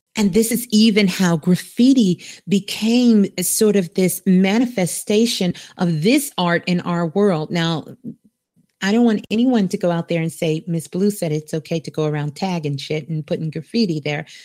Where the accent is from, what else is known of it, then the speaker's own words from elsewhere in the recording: New York City, New York, United States; Brooklyn, actually. I was born in Brooklyn. I'm a Brooklyn girl